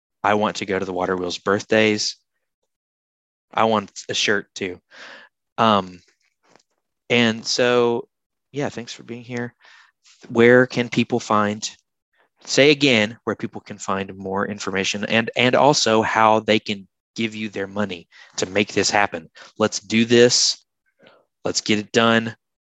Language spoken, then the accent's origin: English; West Tennessee, United States; now in Fort Worth, United States; I'm from West Tennessee